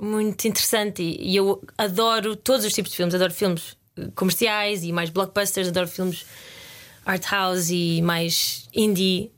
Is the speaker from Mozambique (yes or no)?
no; Lisbon, Portugal; born or raised there; moved away as an adult; also born or lived in Guimarães, Portugal / Porto Alegre, Brazil; now in United Kingdom